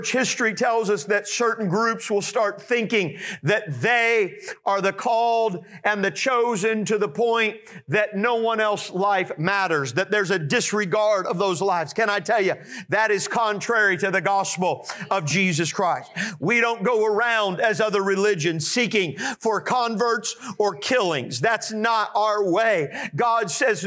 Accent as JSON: {"language": "English", "country": "United States", "tie": "born or raised there", "said": "I was born and raised in America"}